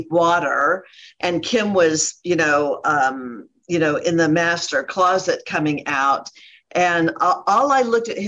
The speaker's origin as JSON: {"language": "English", "region": "Ohio", "country": "United States", "moved": "yes", "lives_now": "Dallas, United States", "said": "I'm from Ohio"}